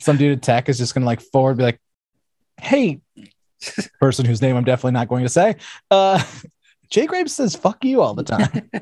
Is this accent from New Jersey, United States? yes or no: no; New York, United States; I grew up in New York